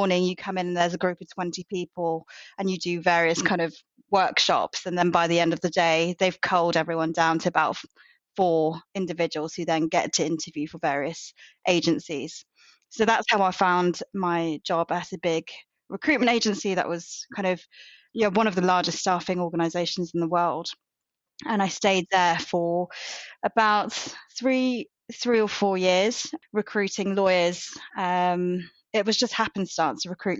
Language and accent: English; United Kingdom; moved away as an adult; also born or lived in Birmingham / London; now in Bristol, United Kingdom; I grew up in Birmingham and London